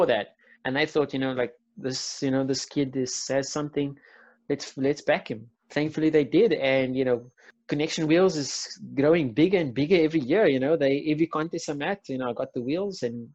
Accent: Cape Town, Western Cape, South Africa; I'm from Athlone

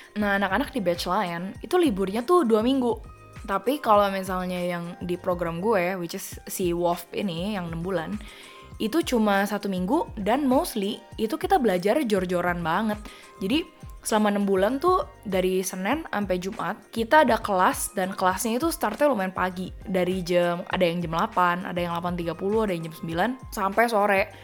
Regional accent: Jakarta, Indonesia; accent: Jakarta; moved away as an adult; also born or lived in Perth, Australia; gue doang yang anak Jakarta sendirian di sini

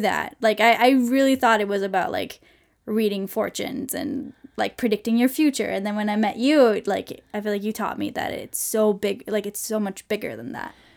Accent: Sweden; moved away as an adult; now in United States; I'm from Sweden

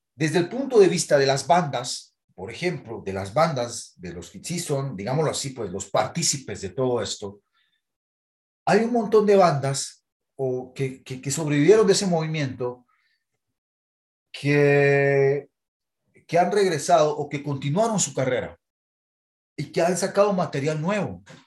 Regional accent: Guatemala

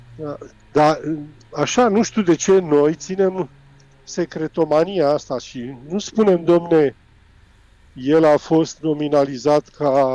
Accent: Romania; eu ca român

